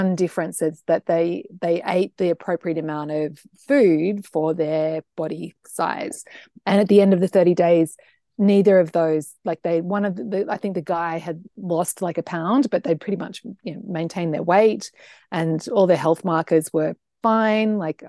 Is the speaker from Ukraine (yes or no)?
no; Australia; I'm an Australian, and the thing is, you should know about me is that I'm a big food lover.